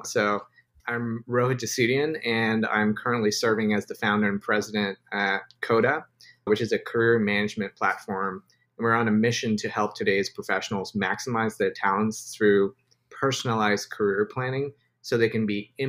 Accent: Dubai, United Arab Emirates; also born or lived in India / Yemen / Spain; now in United States; So I was born in India, grew up in Dubai, lived in Yemen and Spain, and now finally reside in the US.

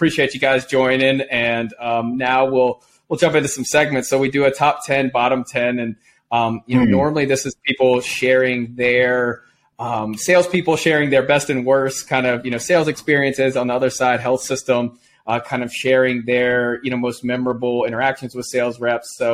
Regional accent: outside of Chapel Hill, North Carolina, United States; I grew up outside of Chapel Hill

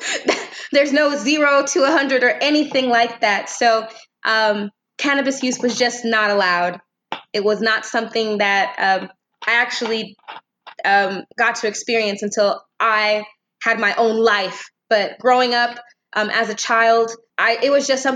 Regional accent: Temecula, California, United States; I'm from Temecula, California

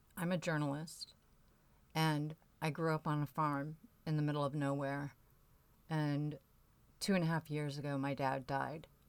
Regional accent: near Waterloo, Iowa, United States; Waterloo, Iowa, which is just up the road from where I grew up.

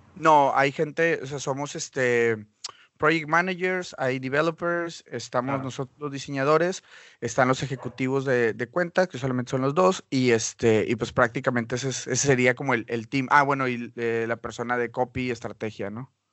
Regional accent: Mexico; moved away as an adult; also born or lived in Monterrey; now in Vancouver, Canada; yo soy diseñador mexicano

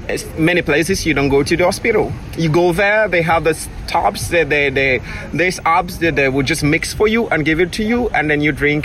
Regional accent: Freetown, Western Area, Sierra Leone; Yes, I grew up in Freetown.

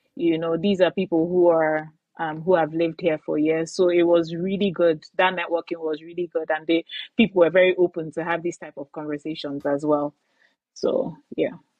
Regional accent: Aba, Abia, Nigeria; moved away as an adult; now in Calgary, Canada; I was born and raised in Aba, in in Nigeria

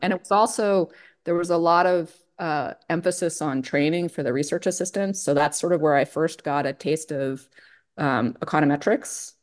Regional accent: State College, Pennsylvania, United States; moved away; I grew up in State College where Penn State is.

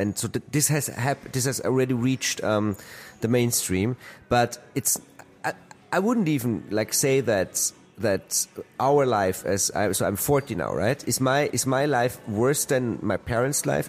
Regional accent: Austria; I come from Austria

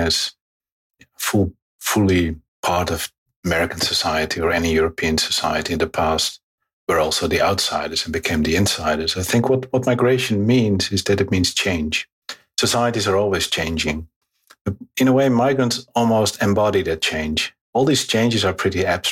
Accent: Netherlands; also born or lived in Morocco; I'm a geographer and a sociologist, and I'm from the Netherlands

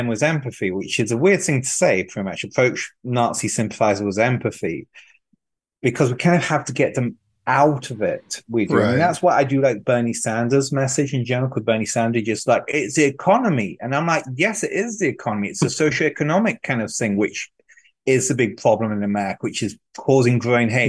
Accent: France; now in United States; I grew up in poverty in France

